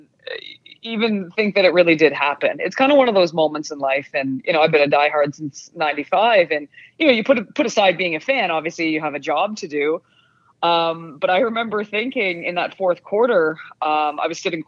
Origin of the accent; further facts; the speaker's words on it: Canada; accent: Canadian; my Canadian accent